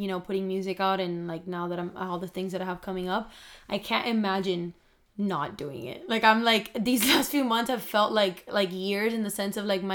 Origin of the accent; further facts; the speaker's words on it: Miami, Florida, United States; we're both from Miami